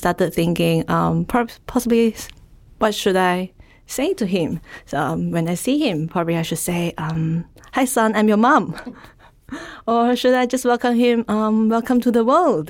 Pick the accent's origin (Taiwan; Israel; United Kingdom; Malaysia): Malaysia; now in Melbourne, Australia; I'm from Malaysia